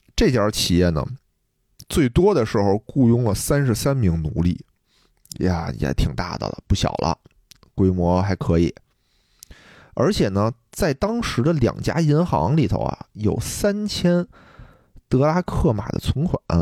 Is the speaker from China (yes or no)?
yes; China; 我作为一个中国人